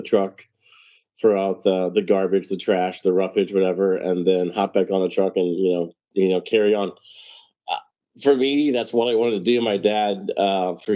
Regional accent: St. Louis, Missouri, United States; moved away as an adult; now in Cincinnati, United States; Born and raised in St. Louis, Missouri, and then moved to Cincinnati years ago

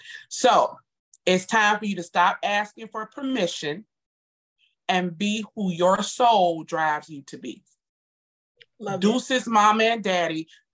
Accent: Jamaica; Not because we're Jamaican, that's because we're humans.

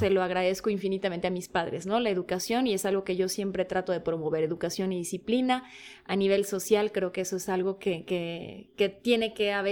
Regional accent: Bogotá, Colombia; now in Mexico; familia polaca, yo nací en Bogotá, Colombia. Colombia colombiana. colombiana, de, aquellos ayeres este, un poco oscuros de aquella Bogotá del 83.

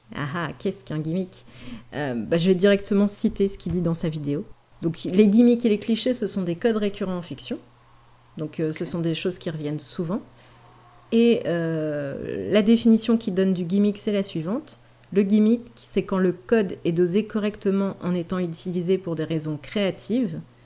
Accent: France; on est français

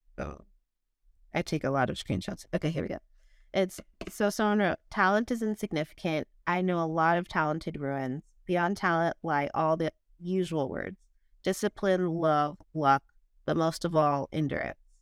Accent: San Diego, California, United States; also born or lived in West Virginia; now in Oakland, United States; I'm from San Diego, as I mentioned, grew up pretty basic.

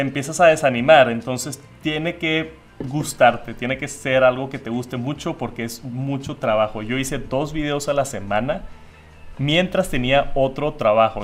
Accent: Monterrey, Nuevo León, Mexico; yo aquí en Monterrey, México, de donde soy

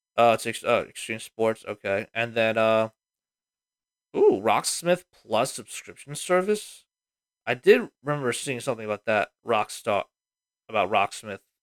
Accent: Pennsylvania, United States; Pennsylvania, my home state

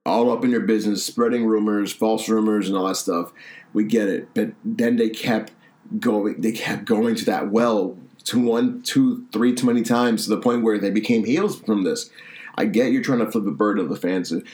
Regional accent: Boston, Massachusetts, United States; my hometown Boston

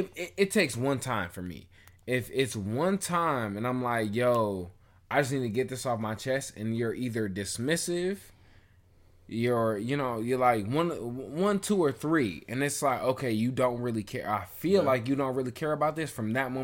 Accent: Jamaica; We're Jamaican, nigga. Deal with your shit and go on about your day.

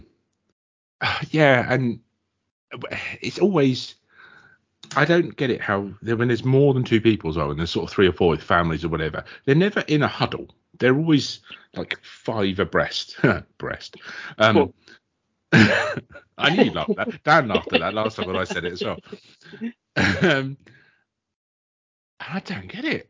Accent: Kent, South East England, United Kingdom; I am from Kent. If you went any more southerly than where I'm from, you'd be swimming in the Channel

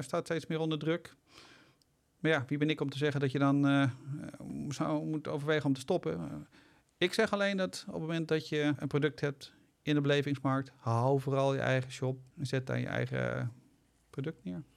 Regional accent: Netherlands; we zijn zeker als Nederlander

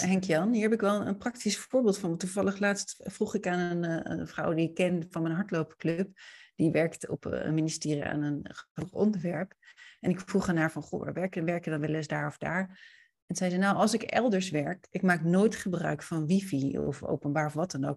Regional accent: Leiden, South Holland, Netherlands; ik kom zelf uit Leiden

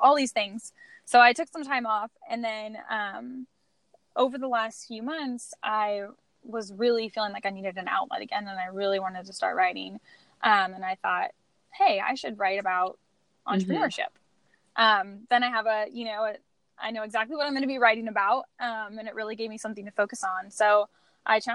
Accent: Washington, United States; I'm from Washington State, which is the Evergreen State.

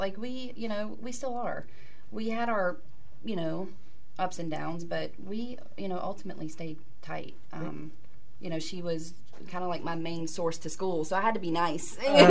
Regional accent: Atlanta, Georgia, United States; also born or lived in Virginia; now in Pittsburgh, United States; I was born in Virginia, raised in Atlanta. Mm-hmm. So, yeah, I'm new. I still consider myself a newbie here. I've been here for almost 20 years, but I still can't, I don't know. Mm. I'm a Southern girl.

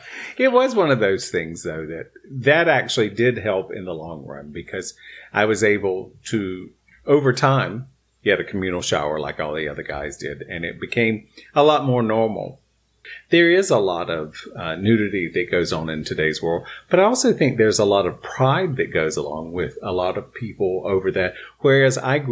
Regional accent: North Carolina, United States; We're all from North Carolina.

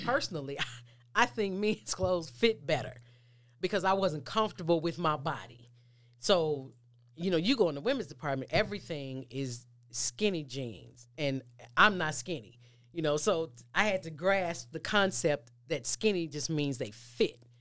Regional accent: Mississippi, United States; we grew up climbing trees. I'm from Mississippi.

